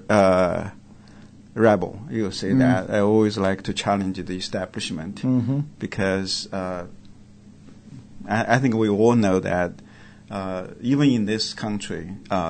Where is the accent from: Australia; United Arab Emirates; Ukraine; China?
China; moved away as an adult; also born or lived in Canada; now in United States; originally, I grew up in China, and I left China when I was 21